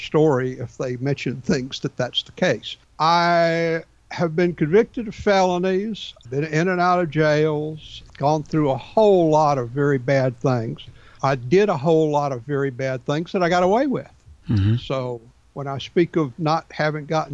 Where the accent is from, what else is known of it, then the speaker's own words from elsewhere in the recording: Atlanta, Georgia, United States; myself and another six guys were born and raised in Atlanta.